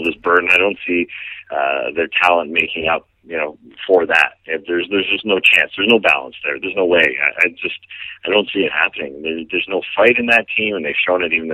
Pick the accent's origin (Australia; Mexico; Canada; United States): Canada; As a Canadian here